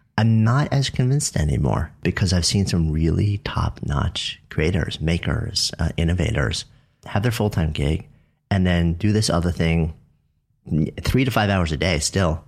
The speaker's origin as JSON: {"language": "English", "region": "New York", "country": "United States", "said": "I'm a New Yorker"}